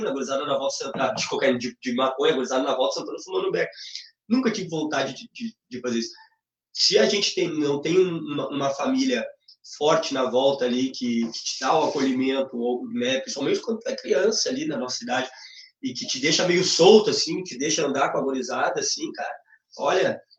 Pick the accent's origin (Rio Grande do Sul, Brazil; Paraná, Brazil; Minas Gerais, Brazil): Rio Grande do Sul, Brazil; Alvorada; Eu fui criado na Alvorada, eu vim para cá com a primeira vez com 10 anos, depois eu voltei para Alvorada com uns 14, 13 anos